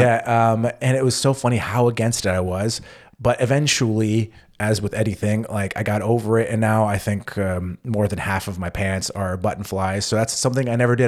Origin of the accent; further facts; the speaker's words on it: United States; moved away as an adult; now in Germany; as an American